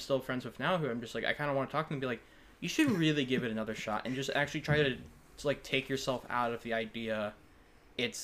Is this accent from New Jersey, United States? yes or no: no; Northern Virginia, United States; I grew up in Northern Virginia.